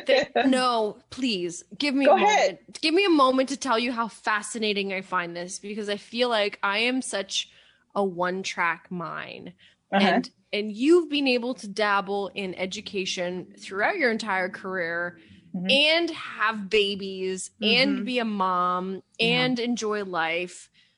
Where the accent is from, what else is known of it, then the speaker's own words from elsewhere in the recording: Canada; Joe Biden has this like, my bad. I'm Canadian.